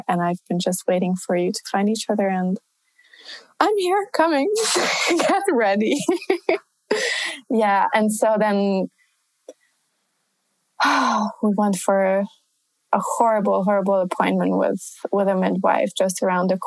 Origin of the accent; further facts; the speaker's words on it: Budapest, Hungary; moved away as an adult; now in Paris, France; coming from Budapest, like Eastern Europe